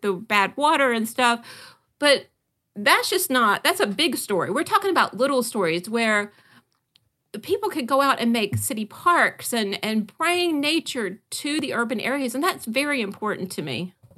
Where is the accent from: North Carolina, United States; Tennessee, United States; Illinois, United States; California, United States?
North Carolina, United States; Great Dismal Swamp; I was raised near the Dismal Swamp, the Great Dismal Swamp in North Carolina.